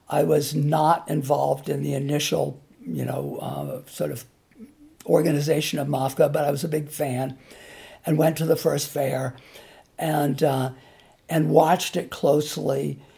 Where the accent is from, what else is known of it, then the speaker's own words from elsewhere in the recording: Massachusetts, United States; also born or lived in California; Well, I grew up partly in Massachusetts and partly in California.